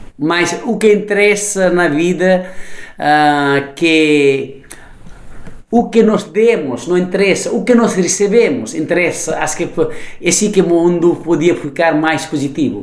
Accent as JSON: {"language": "Portuguese", "country": "Nepal", "tie": "born or raised there", "also_born_or_lived": "Germany / Italy", "second_language": "Portuguese", "moved": "yes", "lives_now": "Lisbon, Portugal", "said": "nasci no Nepal"}